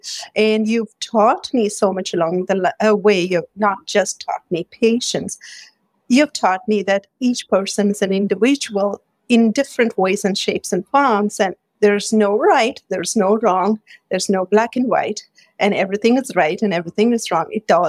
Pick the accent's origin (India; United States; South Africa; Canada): India; I'm Indian, so I grew up with a lot of cooking spices and aromas and colors surrounded by all these.